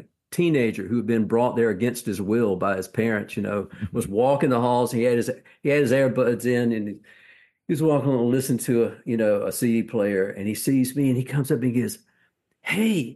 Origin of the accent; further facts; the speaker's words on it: Macon, Georgia, United States; moved away; also born or lived in Nashville; I'm from Macon, Georgia, which is also the home of … and …